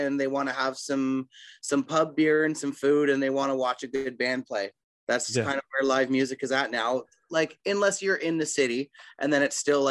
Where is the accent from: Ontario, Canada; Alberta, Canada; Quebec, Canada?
Ontario, Canada; Innisfil; We're from Innisfil, Ontario